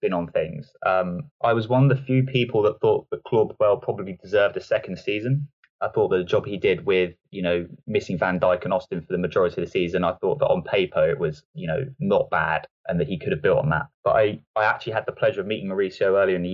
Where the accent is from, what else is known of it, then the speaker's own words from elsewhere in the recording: Southampton, South East England, United Kingdom; also born or lived in New Forest; I'm local to Southampton